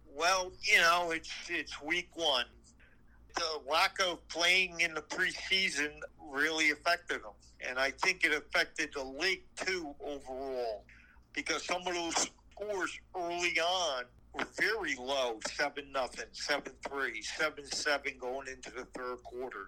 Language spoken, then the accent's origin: English; New Jersey, United States; we're from Jersey